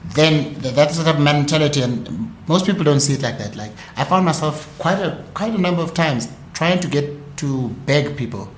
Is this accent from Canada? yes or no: no; South Africa; as South African entrepreneurs